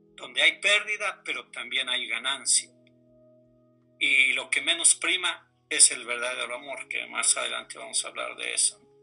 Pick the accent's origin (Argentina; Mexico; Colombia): Mexico; como buen mexicano